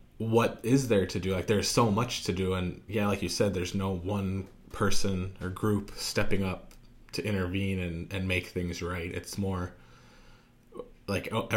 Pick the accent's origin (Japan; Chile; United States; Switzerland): United States; now in Phoenix, United States; I'm American, but like my grandparents were Polish